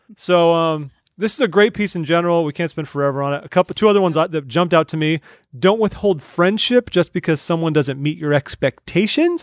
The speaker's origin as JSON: {"language": "English", "region": "California", "country": "United States", "moved": "yes", "said": "We're originally from California."}